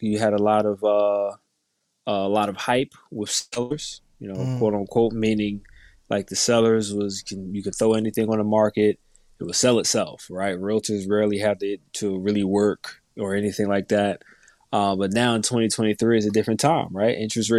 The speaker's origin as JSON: {"language": "English", "region": "New Jersey", "country": "United States", "tie": "born or raised there", "said": "For all the viewers that don't know me, I'm primarily born and raised in North New Jersey."}